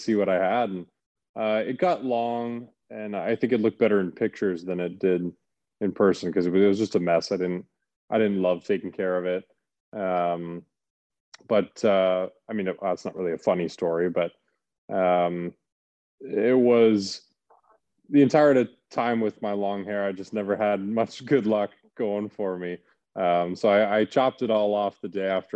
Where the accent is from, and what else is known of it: Calgary, Alberta, Canada; born or raised there; moved away